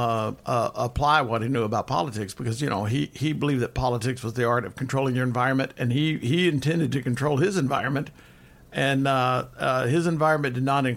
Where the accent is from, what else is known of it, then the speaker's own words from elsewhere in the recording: Kentucky, United States; I'm from Kentucky myself